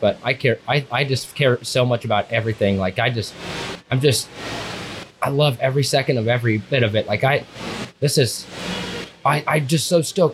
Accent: West Coast, United States; I'm from the West Coast

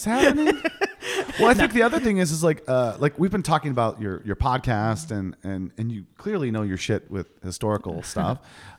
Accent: Ohio, United States; I'm from Ohio.

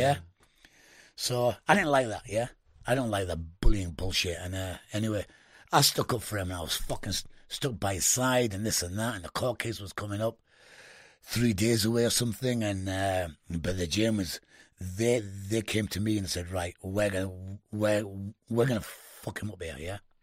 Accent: United Kingdom; I was the only Brit, yeah? but I'm not only a Brit, but I'm Indian

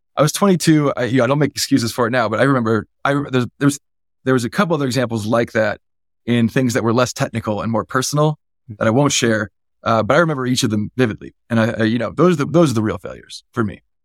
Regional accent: Silicon Valley, California, United States; I was born and raised in the Valley

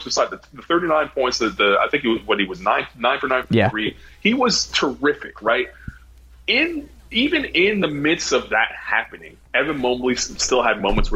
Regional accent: Toronto, Ontario, Canada; growing up in Toronto

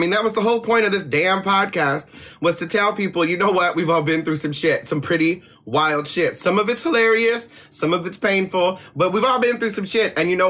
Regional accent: East Coast, United States; now in West Coast, United States; I'm very glad I grew up on the East Coast and then moved to the West Coast so I could learn to chill out

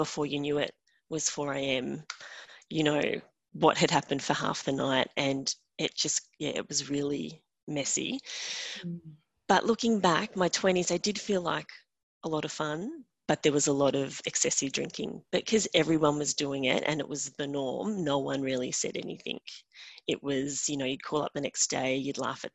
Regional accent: Australia; I'm from Australia

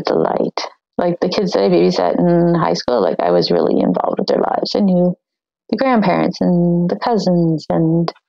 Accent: New Brunswick, Canada; moved away as an adult; also born or lived in Nova Scotia / Vancouver, BC; where I grew up in New Brunswick

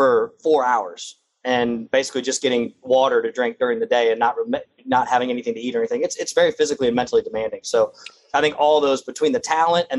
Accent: Daytona Beach, Florida, United States; born or raised there

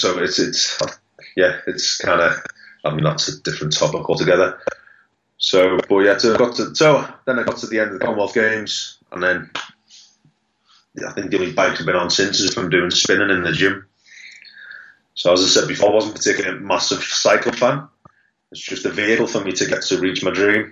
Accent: Liverpool, North West England, United Kingdom; I'm from Liverpool.

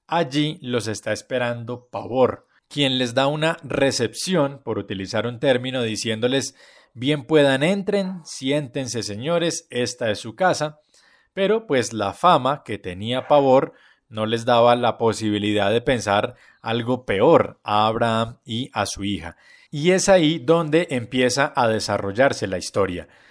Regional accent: Colombia

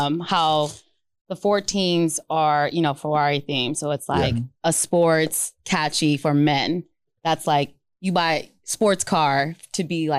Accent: California, United States; What I said, my family's from Long Beach, from LA. Mm-hmm. So we would watch Dodger games over D-bac

